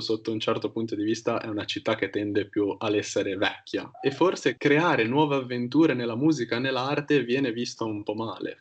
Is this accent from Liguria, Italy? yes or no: yes; Genoa, Liguria, Italy; dove siamo nati entrambi